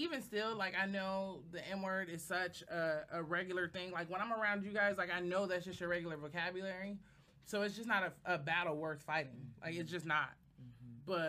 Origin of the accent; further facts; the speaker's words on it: Oakland, California, United States; I'm from Oakland.